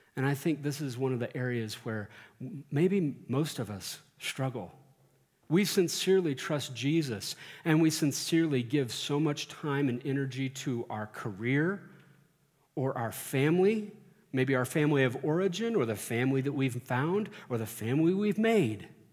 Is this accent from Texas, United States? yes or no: yes; Central Texas, United States; now in Colorado, United States; growing up in Central Texas